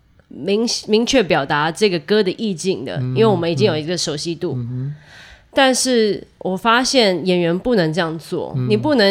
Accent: Taiwan; moved away as an adult; now in New York, United States; 我我也是从台湾来的，我在这边念爵士，

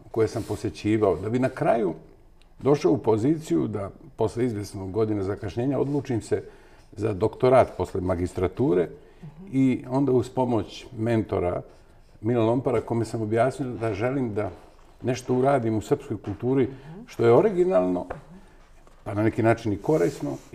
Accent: Bar, Montenegro; moved away as an adult; also born or lived in Novi Sad, Serbia; now in Belgrade, Serbia; Ja sam odrastao u baru, mada sam rođen u Novom Sadu.

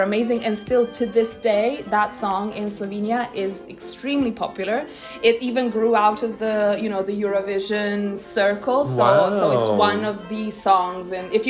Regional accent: Croatia; I'm from Croatia.

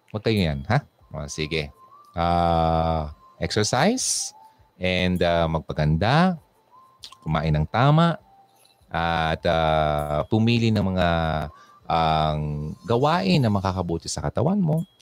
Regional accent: Quezon City, Metro Manila, Philippines; Tapos from Quezon City ako, East Avenue.

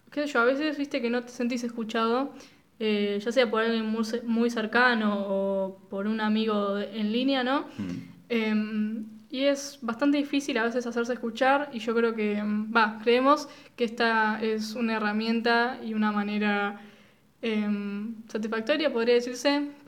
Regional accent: Argentina; somos eh, sos argentinos y no tomamos mate

